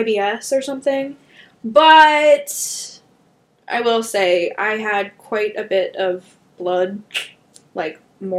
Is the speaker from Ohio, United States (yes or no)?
yes; St. Clairsville, Ohio, United States; born or raised there; moved away